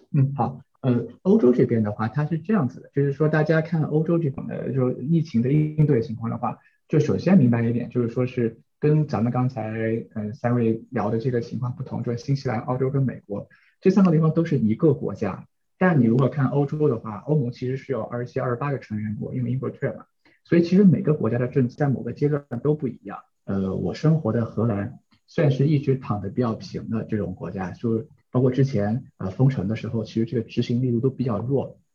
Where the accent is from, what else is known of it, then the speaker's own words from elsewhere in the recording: China; also born or lived in New Zealand; now in Netherlands; 我们中国人